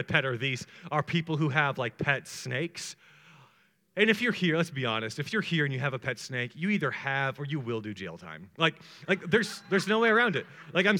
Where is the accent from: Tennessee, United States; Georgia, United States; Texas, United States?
Georgia, United States; Atlanta; I'm from Atlanta, Georgia, and I am married